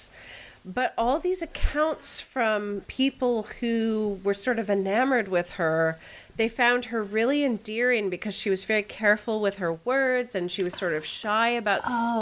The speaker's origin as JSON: {"language": "English", "town": "Pittsburgh", "region": "Pennsylvania", "country": "United States", "tie": "born or raised there", "said": "my dad worked for U.S. Steel in Pittsburgh, right? Like, I grew up in Steel Town, USA"}